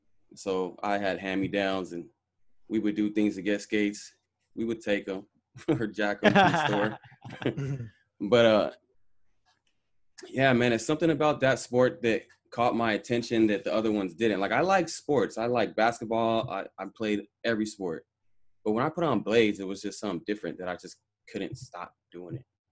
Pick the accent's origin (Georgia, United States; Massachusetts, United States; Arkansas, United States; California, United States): California, United States; Los Angeles; I grew up in Sylmar.